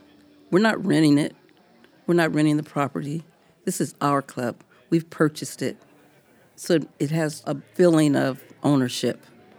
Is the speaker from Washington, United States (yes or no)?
yes; Tacoma, Washington, United States; Well, my family is from Tacoma, and so I grew up in the Hilltop, Tacoma